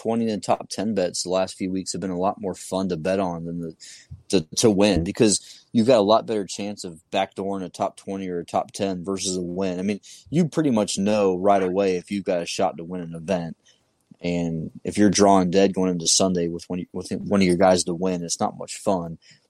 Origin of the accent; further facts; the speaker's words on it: the South, United States; Growing up in the South for the last, you know, 20 years